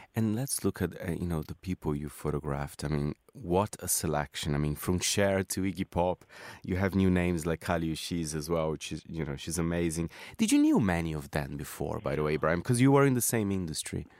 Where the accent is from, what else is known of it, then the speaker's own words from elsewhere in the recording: Brazil; I'm from Brazil